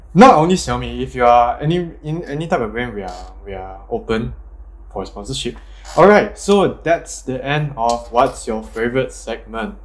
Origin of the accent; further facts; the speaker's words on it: Malaysia; I'm still Malaysian, kind